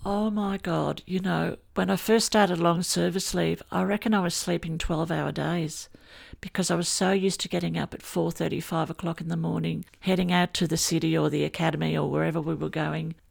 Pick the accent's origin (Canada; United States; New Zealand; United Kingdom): United Kingdom; England; now in Australia; I grew up in England, and I loved the bobbies, and I wanted to be a bobby one day. And then my family came over to Australia